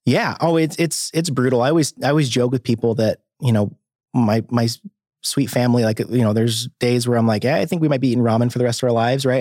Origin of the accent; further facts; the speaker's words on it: Cave Springs, Arkansas, United States; also born or lived in Boise, Idaho; now in Bentonville, United States; I grew up down in Cave Springs, Arkansas